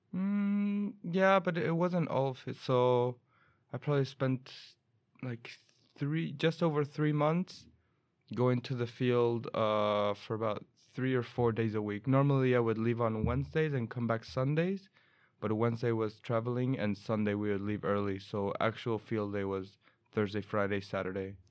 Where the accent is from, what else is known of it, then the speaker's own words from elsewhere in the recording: Chile; now in Umeå, Sweden; I'm from Chile